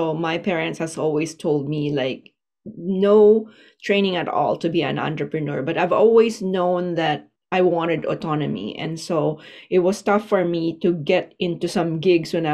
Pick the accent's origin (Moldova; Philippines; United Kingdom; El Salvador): Philippines; moved away as an adult; now in Vancouver Island, Canada; I live here now for almost 18 years, but I'm originally from the Philippines